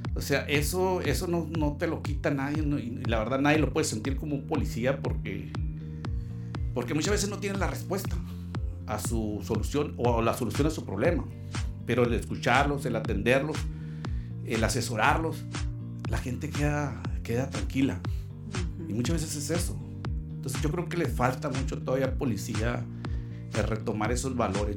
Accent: Mexicali, Baja California, Mexico; also born or lived in Chihuahua, Chihuahua; de ahí estuvimos eh, toda nuestra infancia, nuestra juventud la vivimos en la colonia industrial

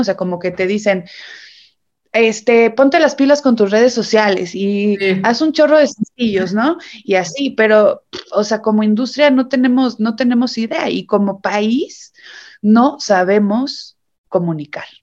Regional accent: Mexico; somos los mexicanos

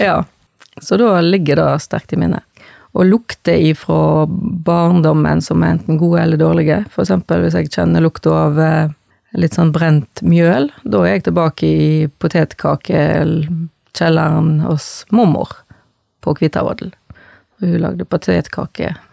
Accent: Bømlo, Vestland, Norway; Jeg er født og oppvoksen på Goddo på Bømlo.

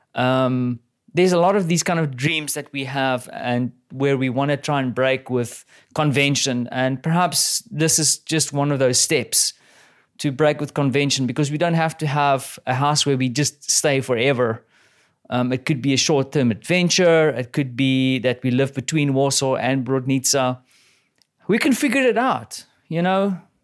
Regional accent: South Africa; now in Poland; I'm a South African

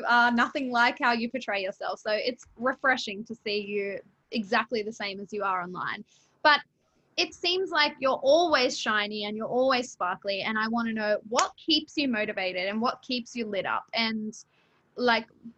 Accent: Australia; I'm born and raised in Australia

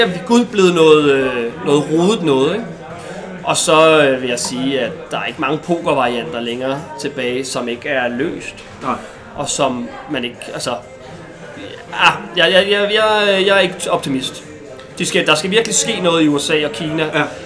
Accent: Denmark; moved away as an adult; also born or lived in Colombia; der er vi tre danskere dernede

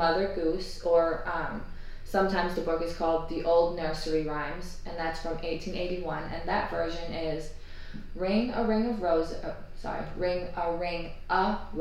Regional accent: United States; accent: American; I'm American

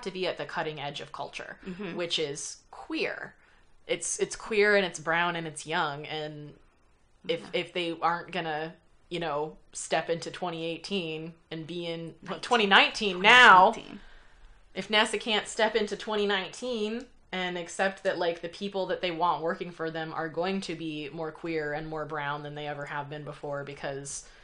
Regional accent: Los Angeles, California, United States; I grew up in Los Angeles.

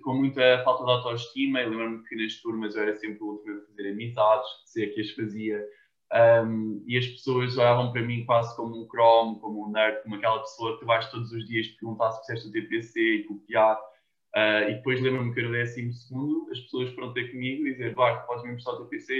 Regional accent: Cascais, Lisbon, Portugal; first language Portuguese; also born or lived in United States; eu sou de Portugal

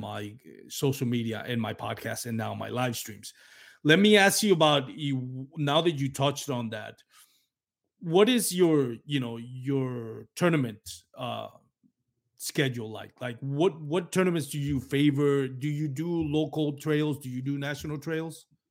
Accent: Puerto Rico; accent: Latino; English is a second language; I have a heavy, uh, Latino accent from, you know, my background as a Puerto Rican

